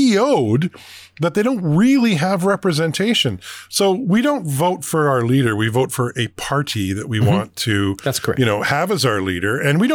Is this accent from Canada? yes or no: yes; Alberta, Canada; I remember growing up in Alberta, and the election was over before our polls even opened sometimes.